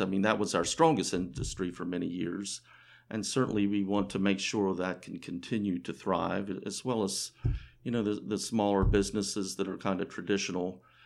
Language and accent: English; Frederick County, Maryland, United States; I was born in Frederick County and have lived here most of my life